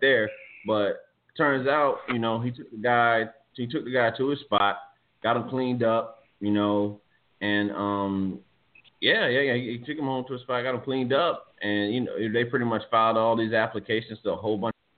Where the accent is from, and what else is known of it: Virginia, United States; born or raised there